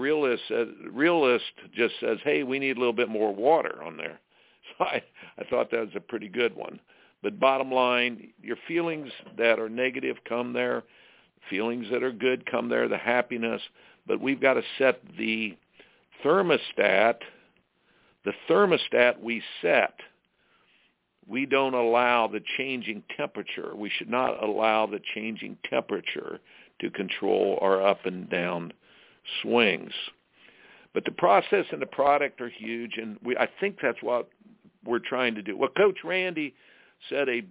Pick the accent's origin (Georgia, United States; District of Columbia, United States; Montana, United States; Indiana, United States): Indiana, United States; I grew up in Indiana playing basketball